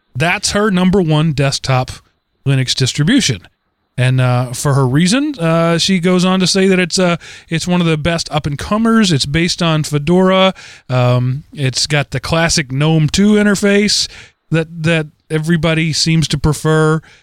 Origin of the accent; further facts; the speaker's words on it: East Texas, United States; East Texas is that's where I'm from. That is my home